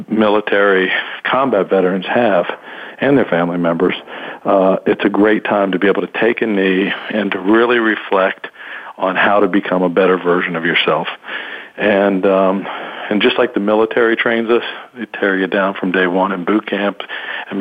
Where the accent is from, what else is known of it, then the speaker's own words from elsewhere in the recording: Alexandria, Virginia, United States; I grew up in Alexandria, Virginia, in a very, very military neighborhood during the Vietnam War